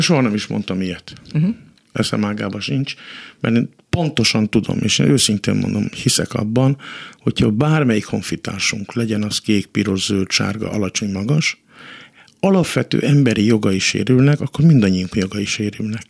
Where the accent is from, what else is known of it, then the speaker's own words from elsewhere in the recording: Hungary; mint magyar ember, magyar állampolgár